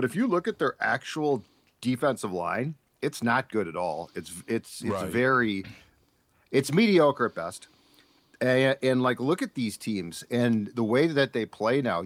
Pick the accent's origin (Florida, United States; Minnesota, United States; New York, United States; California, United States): Minnesota, United States; We're from Minnesota